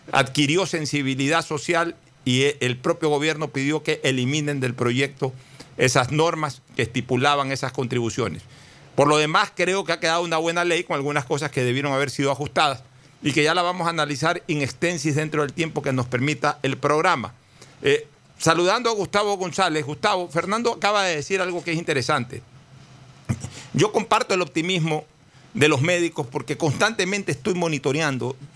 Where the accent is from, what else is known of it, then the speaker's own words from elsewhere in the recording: Guayaquil, Guayas, Ecuador; yo sí quiero como guayaquileño resaltar que en cambio cuando nuestra desgracia llegó a ser mayúscula, sí terminamos siendo apestosos para el resto del país y para el resto del mundo